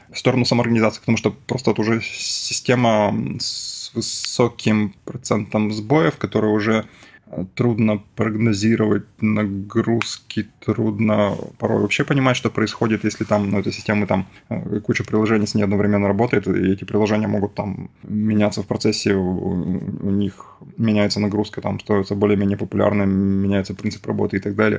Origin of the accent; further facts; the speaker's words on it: Yekaterinburg, Sverdlovsk Oblast, Russia; moved away; я из Екатеринбурга